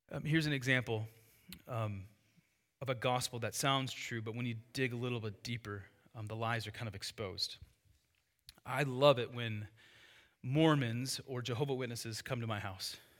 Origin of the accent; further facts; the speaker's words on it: United States; the freedom we have as Americans